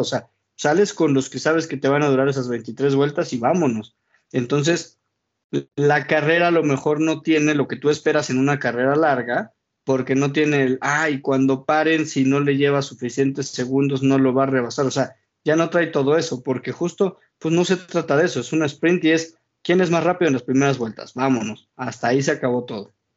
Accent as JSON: {"language": "Spanish", "country": "Mexico", "said": "como mexicano"}